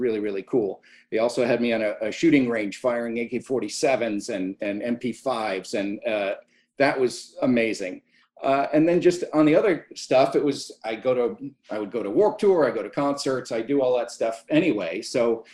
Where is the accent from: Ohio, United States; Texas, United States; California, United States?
California, United States; San Diego; I grew up in San Diego